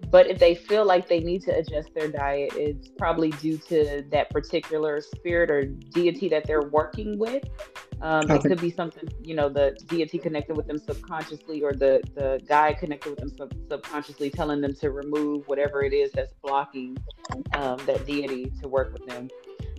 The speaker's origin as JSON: {"language": "English", "region": "Texas", "country": "United States", "tie": "born or raised there", "said": "I grew up in Texas."}